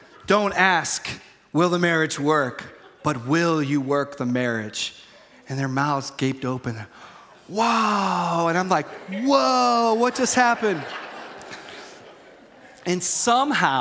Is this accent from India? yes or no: no; United States; I'm American too